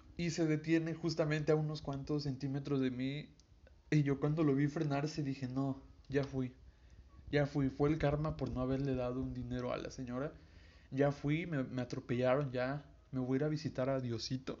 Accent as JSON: {"language": "Spanish", "region": "Veracruz", "country": "Mexico", "said": "soy de Veracruz y tengo 18 años."}